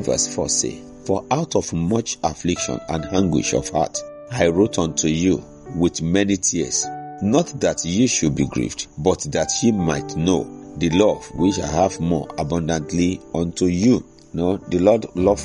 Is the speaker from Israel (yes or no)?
no; Nigeria; As a Nigerian